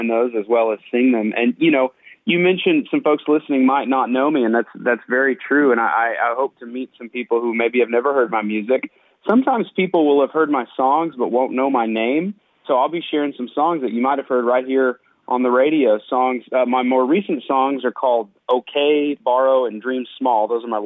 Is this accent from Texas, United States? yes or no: yes; Lubbock, Texas, United States; now in Nashville, United States; I grew up in Lubbock, Texas, and my dad is still a pastor there